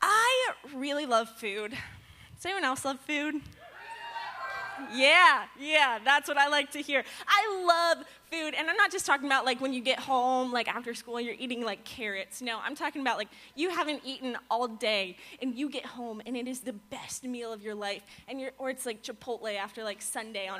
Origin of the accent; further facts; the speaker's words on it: Virginia, United States; moved away as an adult; now in Florida, United States; I'm not from Florida. I'm from Virginia.